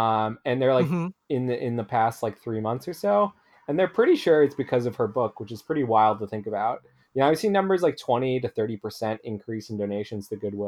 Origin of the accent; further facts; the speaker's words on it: Philadelphia, Pennsylvania, United States; And so I grew up around Philadelphia, and so I went to Sixers games.